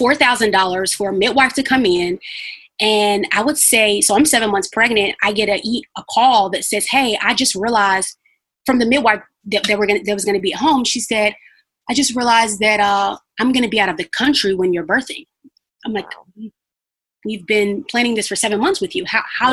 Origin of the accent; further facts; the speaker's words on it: Chicago, Illinois, United States; moved away as an adult; also born or lived in Carbondale; now in St. Louis, United States; So we're originally from Chicago